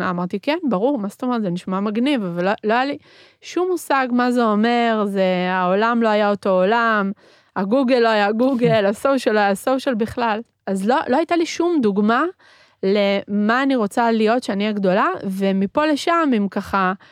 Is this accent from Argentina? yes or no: yes; Argentina; born there; first language Spanish; Hebrew is a second language; זה שאני גדלתי בבית שהוא בתרבות אחרת, אני נולדתי בארגנטינה, דיברנו בבית ספרדית, בבית מתנהגים בצורה מסוימת, בחוץ אה, מתנהגים בצורה אחרת.